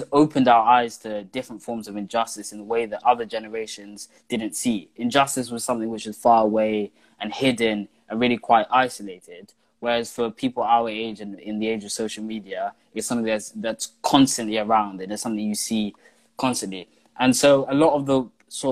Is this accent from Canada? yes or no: no; London, United Kingdom; I'm from Camden, I'm an activist